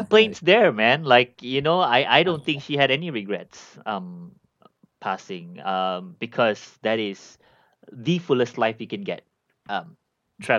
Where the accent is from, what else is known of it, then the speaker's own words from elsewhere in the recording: Malaysia; I'm from Malaysia